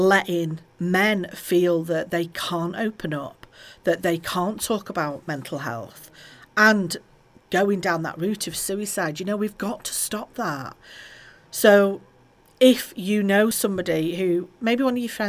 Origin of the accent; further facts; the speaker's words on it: Halton, North West England, United Kingdom; Just down the road from here in Halton, my hometown